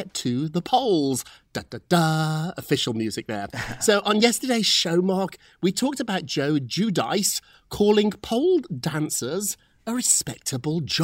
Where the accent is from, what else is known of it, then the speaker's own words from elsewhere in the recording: United Kingdom; I'm British